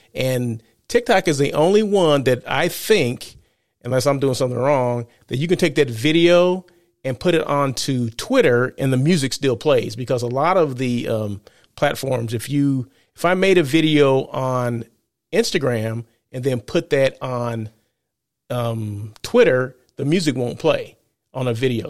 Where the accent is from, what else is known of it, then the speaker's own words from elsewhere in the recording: Blythe, California, United States; now in Los Angeles, United States; growing up in Blythe, uh, where one hundred and ten degrees